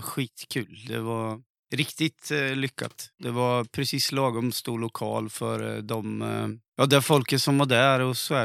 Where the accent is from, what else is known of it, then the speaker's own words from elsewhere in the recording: Linköping, Östergötland, Sweden; accent: östgötska; Jag har aldrig sjungit på östgötska